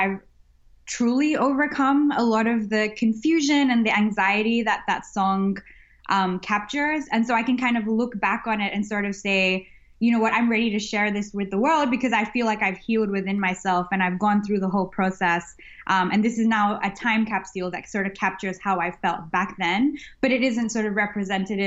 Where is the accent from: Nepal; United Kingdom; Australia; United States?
Australia; Sydney, New South Wales; also born or lived in Chennai, India; now in Melbourne, Australia; having been born in India and growing up in Australia